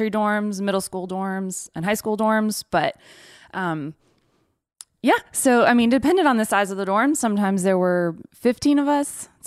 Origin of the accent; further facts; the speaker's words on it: Mali; also born or lived in Ivory Coast; But spent most of my time in Mali.